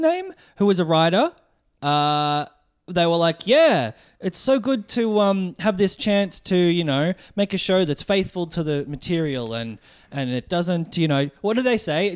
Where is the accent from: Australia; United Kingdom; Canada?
Australia; Melbourne, Victoria; I'm a comedian from Melbourne